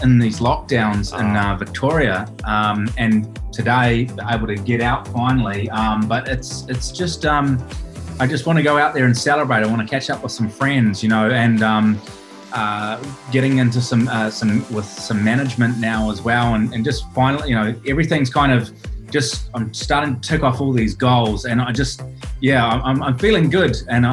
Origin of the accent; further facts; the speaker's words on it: Auckland, New Zealand; moved away as an adult; also born or lived in Middle East; now in Australia; I grew up in Auckland, New Zealand